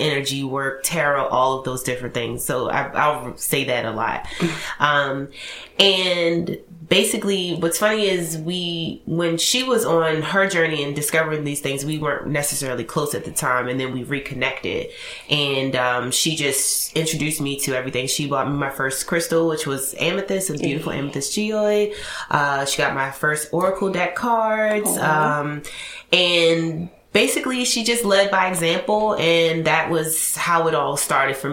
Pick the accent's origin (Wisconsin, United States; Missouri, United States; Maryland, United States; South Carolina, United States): Maryland, United States; Baltimore; I'm from Baltimore